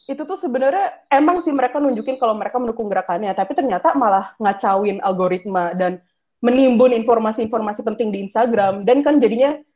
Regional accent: Java, Indonesia; Misalnya aku orang Jawa yang beragama Islam, bertubuh sehat, dan tinggal di Indonesia

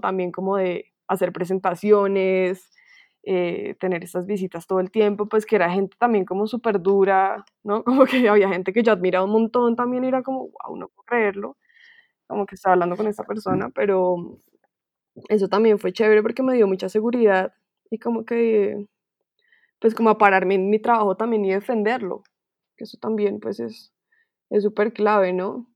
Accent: Colombia

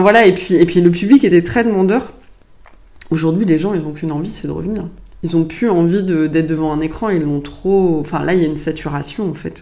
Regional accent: La Roche-sur-Yon, Pays de la Loire, France; moved away as an adult; also born or lived in Nantes; now in Tours, France; je suis née à Nantes, mais euh, j'ai grandi toute mon enfance en Vendée, donc à la campagne

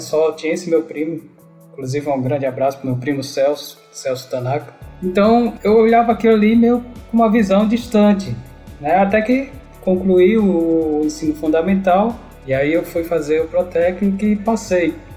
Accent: Natal, Rio Grande do Norte, Brazil; moved away; also born or lived in São Paulo; nasci em São Paulo, mas praticamente fui criado em Natal, Rio Grande do Norte né? Me considero nordestino

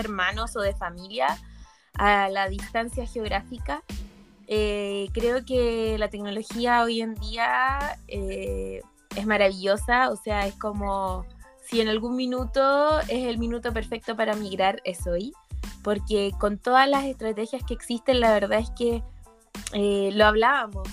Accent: Chile; moved away as an adult; now in Lyon, France; estoy en Chile

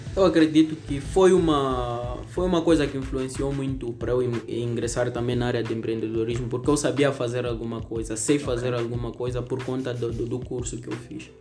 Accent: Lichinga, Niassa, Mozambique; sou natural do Niassa, constantemente em Lixinga

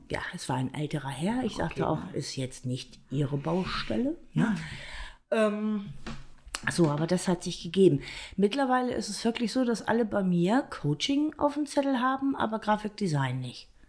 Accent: Bremen, Germany; born there; Ich bin einfach nur in Bremen geboren. Fertig aus.

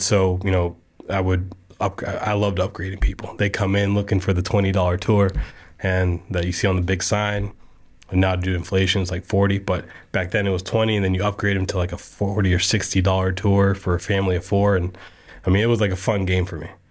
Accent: Casselberry, Florida, United States; I grew up in Castleberry, so I went to Deer Run.

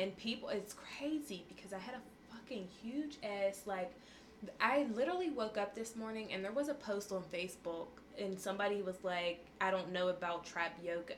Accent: Pittsburgh, Pennsylvania, United States; I'm from Homewood, Susquehanna Street

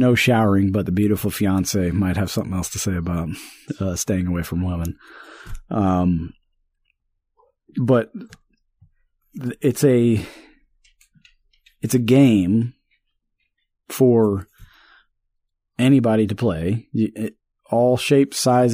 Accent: St. Louis area, Missouri, United States; now in Kershaw County, South Carolina, United States; I grew up in St. Louis area. I guess you could call it the metro area

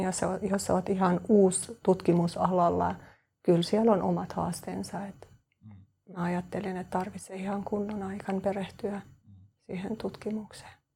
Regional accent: Kosovo; Finnish is a second language; moved away as an adult; also born or lived in Turku, Finland; now in Espoo, Finland; mä oon Kosovosta. Äh, mä, äh, oon lähtenyt sieltä kolmetoista vuotta sitten ja mä muutin Suomeen perheen vuoksi

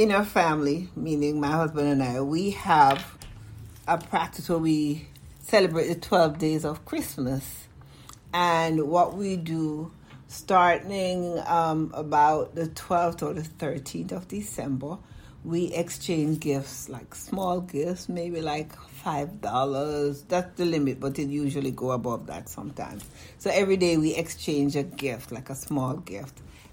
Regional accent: Jamaica; now in United States; I grew up in Jamaica, West Indies

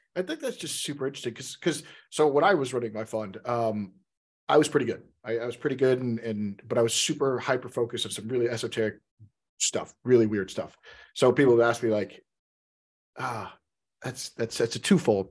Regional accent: Texas, United States; now in Seattle, United States; I'm from Texas, so I'm from the South

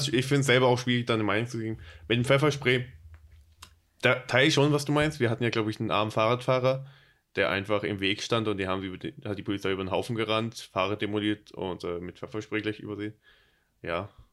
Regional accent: Berlin, Germany; accent: Hochdeutsch; Komme ich aus Berlin und daher das Hochdeutsch

